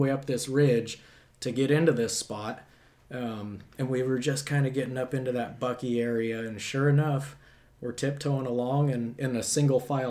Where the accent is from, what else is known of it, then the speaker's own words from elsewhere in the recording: Carmel Valley, California, United States; I'm from Carmel Valley, California. Grew up there hunting with my dad and my grandpa